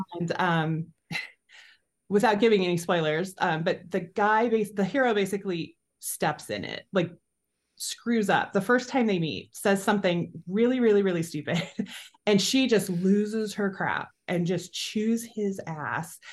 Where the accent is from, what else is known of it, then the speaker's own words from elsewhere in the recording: United States; also born or lived in Nebraska / Iowa; I've grown up in Nebraska and Iowa